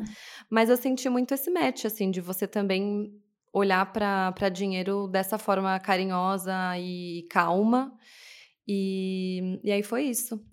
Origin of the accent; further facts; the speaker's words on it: São Paulo, Brazil; Sim, eu sou de São Paulo. Nasci em São Paulo, meus pais também. Cresci aqui